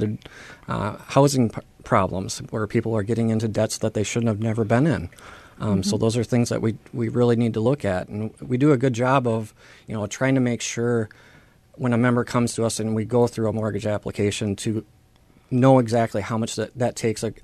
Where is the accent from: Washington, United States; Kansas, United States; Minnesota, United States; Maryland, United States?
Minnesota, United States; Austin; I'm born and raised in Austin